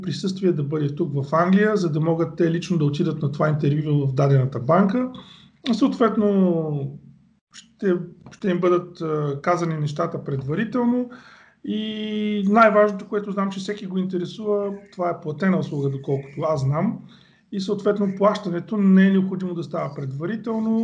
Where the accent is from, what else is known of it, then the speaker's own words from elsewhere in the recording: Bulgaria; now in England, United Kingdom; ние сме си българи